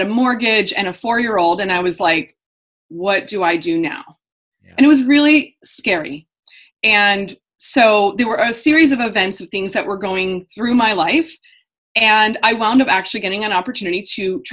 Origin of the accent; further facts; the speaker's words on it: Indiana, United States; moved away as an adult; also born or lived in Los Angeles, California; I'm a Hoosier